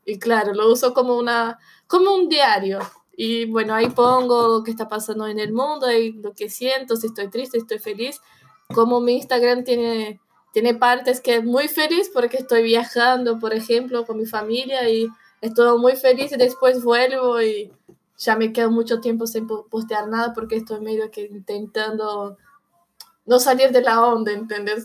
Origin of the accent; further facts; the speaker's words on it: São Paulo, Brazil; Spanish is a second language; also born or lived in Buenos Aires, Argentina; now in Argentina; yo soy de Sao Paulo, es una ciudad muy parecida a Buenos Aires